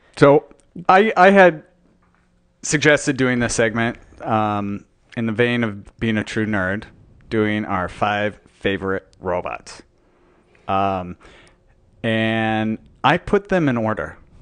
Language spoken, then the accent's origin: English; Utah, United States; I was born and raised in Utah, so not a lot of surfing in Utah.